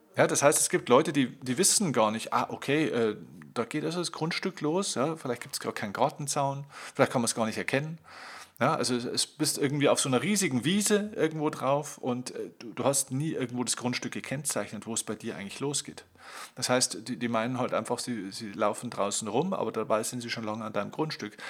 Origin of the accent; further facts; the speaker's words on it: Bavaria, Germany; bei uns in Bayern